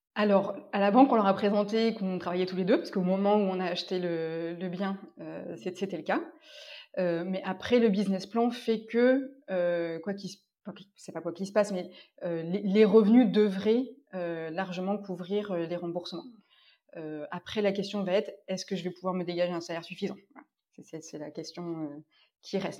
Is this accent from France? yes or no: yes; Orléans, Centre-Val de Loire, France; moved away as an adult; also born or lived in Compiègne / Paris / Normandy / Ardèche; je suis née à Orléans, en région centre